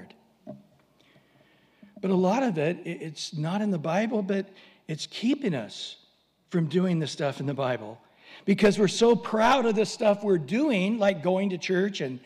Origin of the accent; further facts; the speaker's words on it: San Diego, California, United States; we're from San Diego